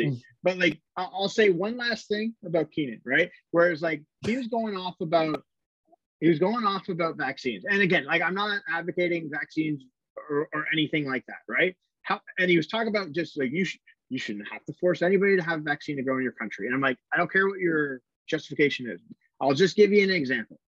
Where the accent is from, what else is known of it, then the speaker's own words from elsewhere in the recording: Canada; uh, uh, we're Canadian, so we